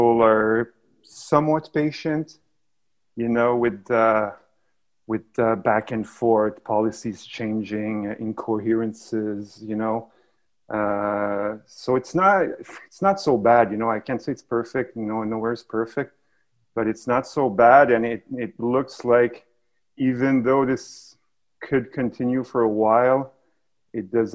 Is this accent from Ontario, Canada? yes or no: no; Montreal, Quebec, Canada; I'm from here originally.